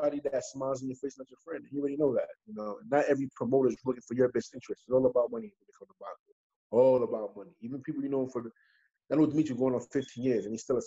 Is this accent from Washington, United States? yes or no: no; New York City, New York, United States; I'm from Brooklyn